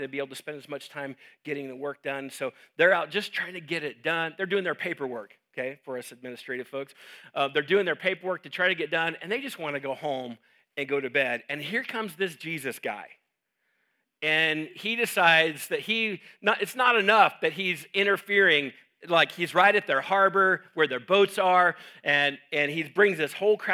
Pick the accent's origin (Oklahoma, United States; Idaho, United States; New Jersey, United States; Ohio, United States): Idaho, United States; Homedale; I'm from Homedale, so we say things like gooder.